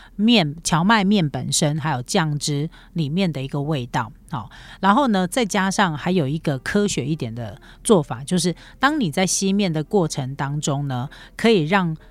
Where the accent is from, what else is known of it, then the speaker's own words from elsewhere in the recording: Taiwan; 我们台湾人